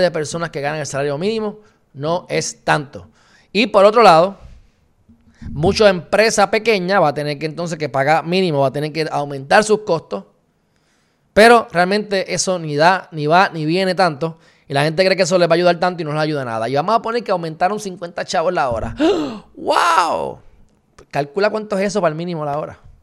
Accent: Puerto Rico; puertorriqueños enteros, para propósito de Estados Unidos, somos minoría en general, somos hispanos

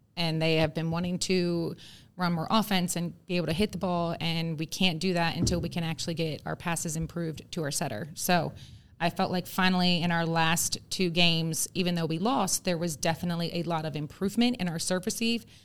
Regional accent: Calvert County, Maryland, United States; moved away as an adult; now in Georgia, United States; I am born and raised in Calvert County, Maryland

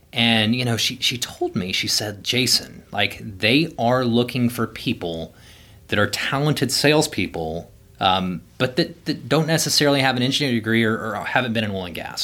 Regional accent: Houston, Texas, United States; moved away as an adult; also born or lived in Denver / Midland; so I grew up in Houston, um, originally from a, a small town in Central Texas, but, um, yeah, for the most part, I, I lived in South Houston

